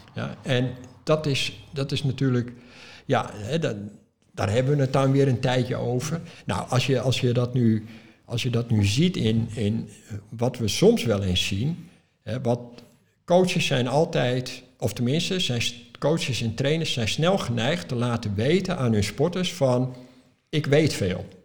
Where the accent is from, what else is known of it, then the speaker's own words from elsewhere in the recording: Netherlands; Ik als Europeaan, als Nederlander